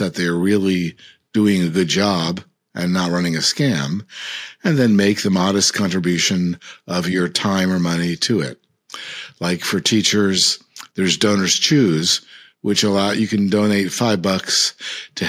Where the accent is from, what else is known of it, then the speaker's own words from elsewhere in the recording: United States; I, as an American